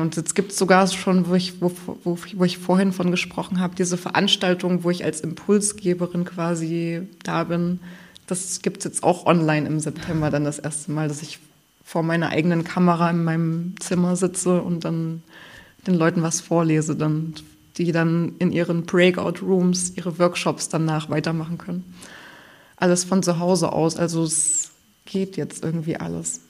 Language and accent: German; Thuringia, Germany; now in Greifswald, Germany; ich kann nicht anders als Thüringerin